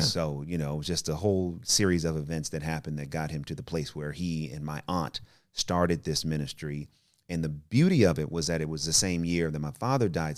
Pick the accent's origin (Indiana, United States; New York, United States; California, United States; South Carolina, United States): California, United States; Oakland; also born or lived in Richmond / Berkeley / Albany; I'm from the Bay Area, you know, grew up in, you know, O-, Oakland and Richmond and, uh, Berkeley